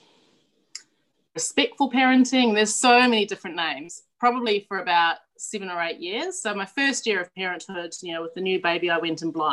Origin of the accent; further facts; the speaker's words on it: New Zealand; moved away as an adult; now in Australia; I'm originally from New Zealand. I grew up in the high country sheep farm of New Zealand, so I'm like a Kiwi cliche